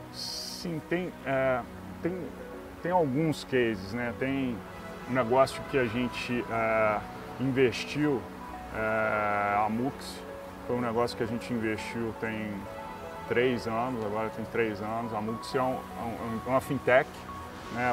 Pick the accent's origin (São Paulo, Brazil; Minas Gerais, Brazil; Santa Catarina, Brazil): Minas Gerais, Brazil; eu acho que a gente ainda como mineiro